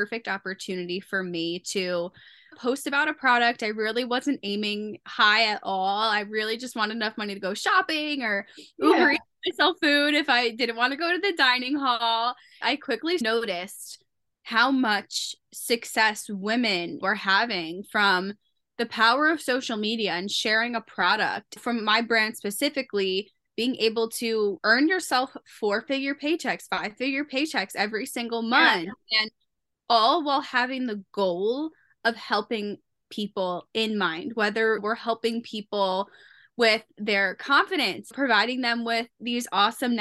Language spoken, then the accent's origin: English; New Jersey, United States; I am from New Jersey